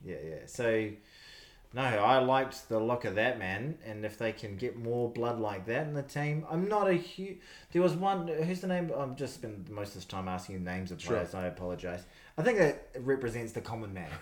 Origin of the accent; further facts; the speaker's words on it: New Zealand; being a New Zealander